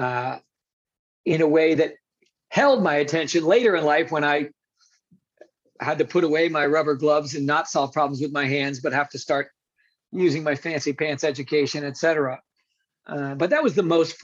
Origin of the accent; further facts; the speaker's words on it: New York City, New York, United States; I grew up in New York City.